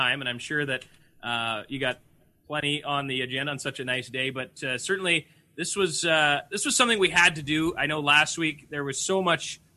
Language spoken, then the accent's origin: English; Boissevain, Manitoba, Canada; I grew up in Boisevane